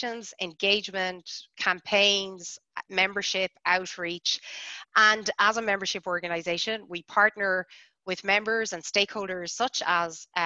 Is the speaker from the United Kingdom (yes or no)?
no; Blarney, Munster, Ireland; I am from Blarney